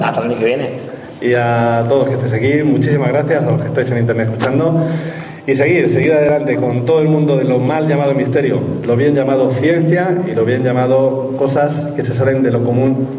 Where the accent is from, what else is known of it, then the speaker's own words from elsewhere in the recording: Albacete, Castilla-La Mancha, Spain; en mi pueblo, en Albacete, a poquito de aquí